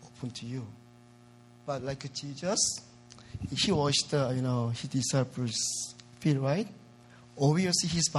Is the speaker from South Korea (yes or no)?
yes; South Korea; English is a second language; moved away as an adult; now in United States; I'm originally from South Korea